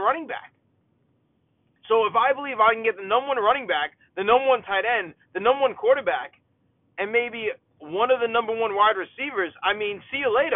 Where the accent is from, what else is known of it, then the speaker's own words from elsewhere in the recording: New York, United States; as a New Yorker and as a Jets fan